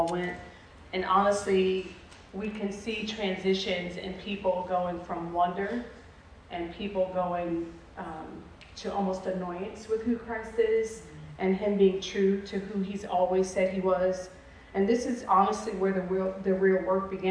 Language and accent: English; New York City, New York, United States; moved away; I'm a New York City girl.